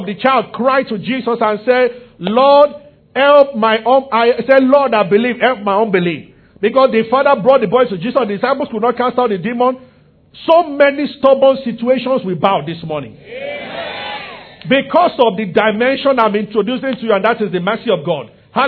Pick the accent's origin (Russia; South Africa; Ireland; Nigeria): Nigeria; I'm from Yoruba tribe also, so.